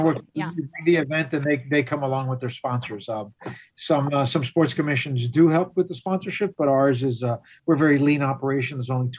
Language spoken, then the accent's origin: English; Miami, Florida, United States; I was born and raised here in Miami.